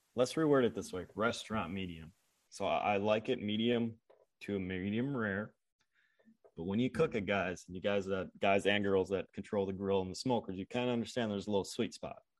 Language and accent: English; Upper Midwest, United States; I grew up in Upper Midwest.